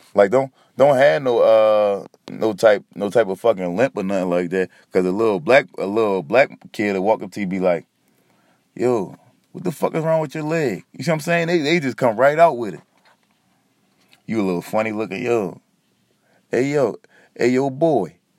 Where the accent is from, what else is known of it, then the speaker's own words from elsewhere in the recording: Philadelphia, Pennsylvania, United States; I'm from Philly